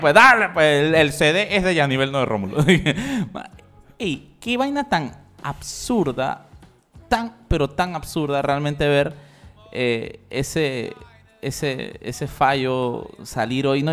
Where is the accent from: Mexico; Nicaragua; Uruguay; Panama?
Panama; somos los panameños